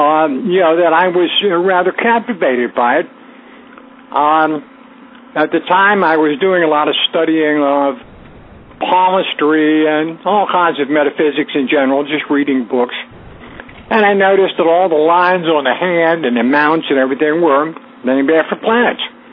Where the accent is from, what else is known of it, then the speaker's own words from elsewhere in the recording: Northern Virginia, United States; I grew up in Northern Virginia, right outside Washington, D.C.